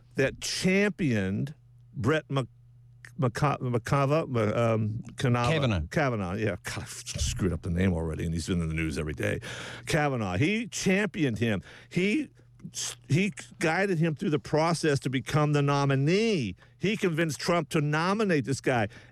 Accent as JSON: {"language": "English", "country": "United States", "also_born_or_lived": "Nevada", "moved": "yes", "lives_now": "New Zealand", "said": "I'm an American. I still, you know, kind of like think like an American. I don't think like a Kiwi."}